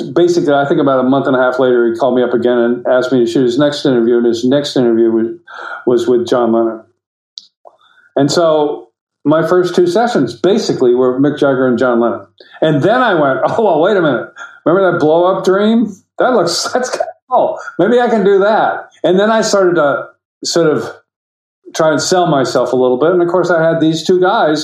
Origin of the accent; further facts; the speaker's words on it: United States; I'm an American